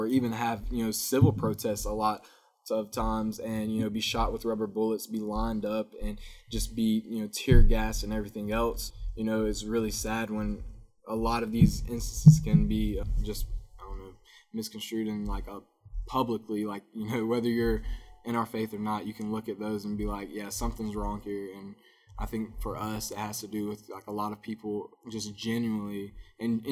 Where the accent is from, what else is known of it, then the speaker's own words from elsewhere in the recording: Winder, Georgia, United States; I grew up, like I told you, I'm from Winder